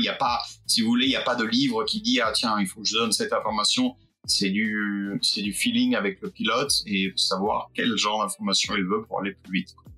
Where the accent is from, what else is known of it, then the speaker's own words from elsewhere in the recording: Fréjus, Provence-Alpes-Côte d'Azur, France; je viens du sud de la France, euh, pas loin de, Monaco, je viens de Fréjus